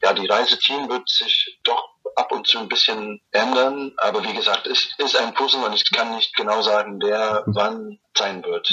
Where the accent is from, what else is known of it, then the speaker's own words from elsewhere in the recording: New Zealand; German is a second language; now in Erfurt, Germany; komme ich aus Neuseeland